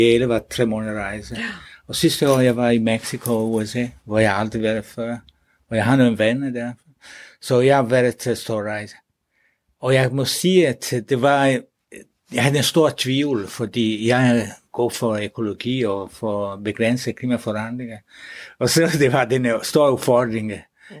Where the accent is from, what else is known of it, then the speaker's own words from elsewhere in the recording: Italy; Danish is a second language; now in Denmark; Så jeg er selv fra Italien